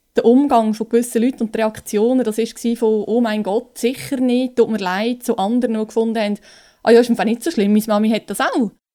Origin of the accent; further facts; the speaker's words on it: Lucerne, Switzerland; ich komme aus Luzern